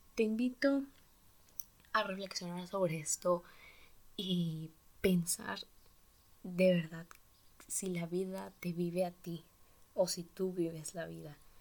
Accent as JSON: {"language": "Spanish", "country": "Mexico", "said": "tengo 15 años y soy de México. Bueno, pues también por eso este acento."}